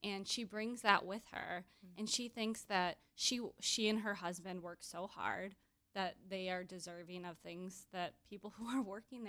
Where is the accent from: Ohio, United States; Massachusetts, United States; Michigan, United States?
Michigan, United States; Grand Rapids; She's from my hometown of Grand Rapids.